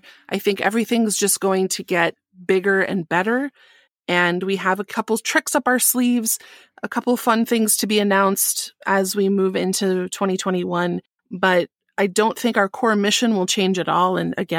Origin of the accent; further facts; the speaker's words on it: Midwest, United States; accent: Midwest; Well, I got married this year, and my Midwest accent just came out strong.